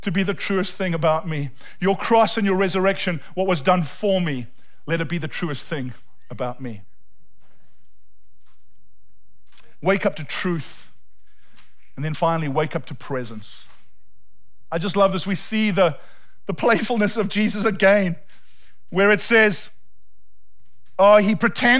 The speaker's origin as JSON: {"language": "English", "country": "South Africa", "moved": "yes", "said": "we're South African"}